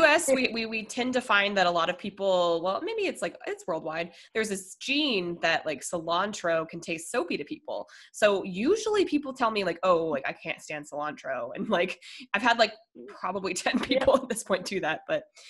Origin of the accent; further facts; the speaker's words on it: Colorado, United States; moved away as an adult; also born or lived in Minnesota; I'm from Colorado. I was born in Minnesota, moved to Colorado when I was 10, moved here last April